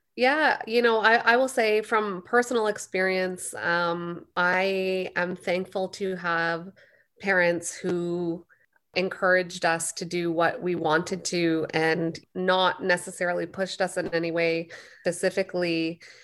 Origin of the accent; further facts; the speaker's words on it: Canada; I was born and raised in Canada